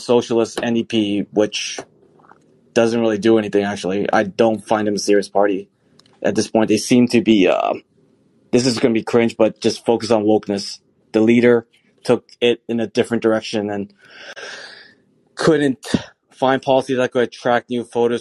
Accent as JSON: {"language": "English", "town": "Toronto", "region": "Ontario", "country": "Canada", "tie": "born or raised there", "said": "I grew up in Scarborough"}